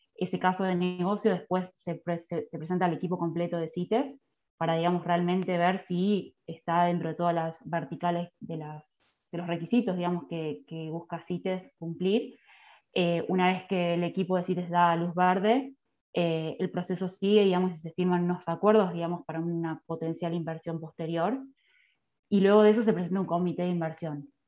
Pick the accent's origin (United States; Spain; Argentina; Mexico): Argentina; Esperanza, Santa Fe; now in Sunchales, Argentina; soy nacida en Esperanza, Santa Fe, está a 40 kilómetros de la ciudad de capital, Santa Fe